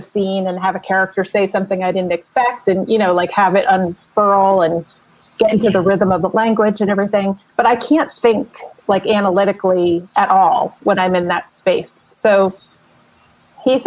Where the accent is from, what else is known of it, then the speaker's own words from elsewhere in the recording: New Jersey, United States; I'm from New Jersey